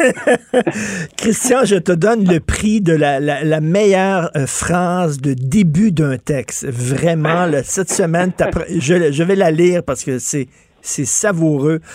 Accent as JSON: {"language": "French", "town": "Montreal", "region": "Quebec", "country": "Canada", "tie": "born or raised there", "said": "j'ai grandi à Verdun, près de Pointe-Saint-Charles"}